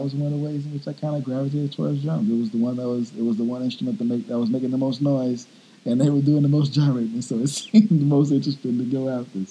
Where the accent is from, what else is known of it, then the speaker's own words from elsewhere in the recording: Texas, United States; I'm from Texas originally